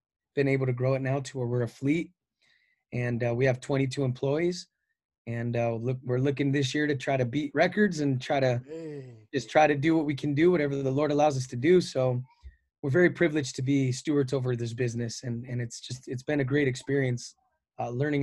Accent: Whittier, California, United States; I'm from Whittier, California

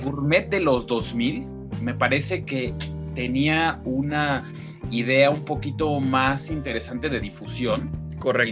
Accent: Mexico; nosotros como mexicanos, todos tenemos una de esas máquinas en casa

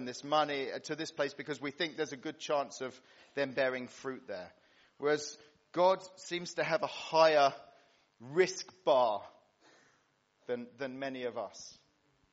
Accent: Cyprus; moved away; When I was a kid growing up in Cyprus

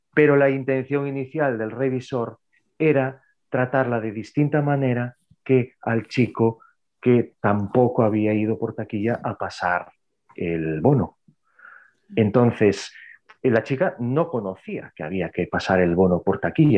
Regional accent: Narón?, north of A Coruña province, Galicia, Spain; also born or lived in Santiago de Compostela; Está al norte de la provincia de A Coruña, en Galicia, España

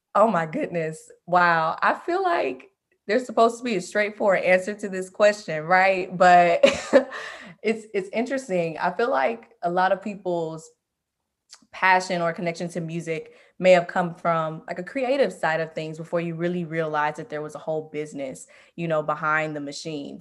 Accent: Memphis, Tennessee, United States; moved away as an adult; now in Los Angeles, United States; I'm originally from Memphis, Tennessee, and I recently relocated back to L A, where I went to college

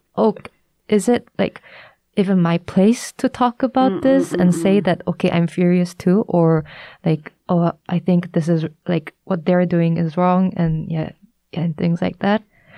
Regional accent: Shanghai, China; I introduced myself as, oh, I'm from Shanghai, China.

